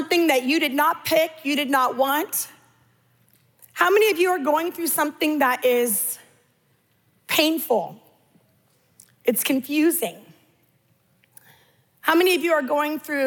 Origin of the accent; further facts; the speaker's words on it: California, United States; I'm Californian